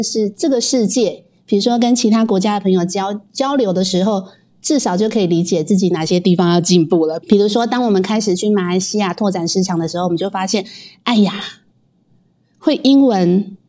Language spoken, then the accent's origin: Chinese; Taiwan; 我跟你讲，台湾人也不能落后，我们台湾人会几种语言呢？